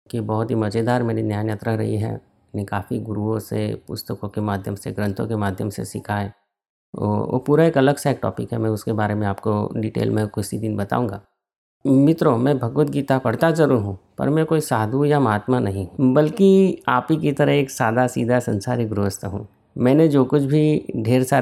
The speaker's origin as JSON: {"language": "Hindi", "town": "Ahmedabad", "region": "Gujarat", "country": "India", "said": "और मैं अहमदाबाद का रहने वाला हूँ"}